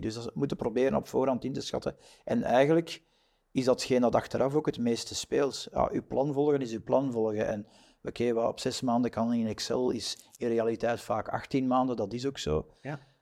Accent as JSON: {"language": "Dutch", "region": "Flanders", "country": "Belgium", "said": "wij zijn Vlamingen"}